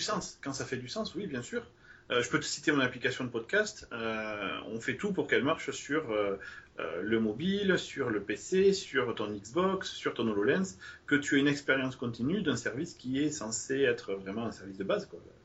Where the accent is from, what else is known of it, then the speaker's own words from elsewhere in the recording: France; je suis français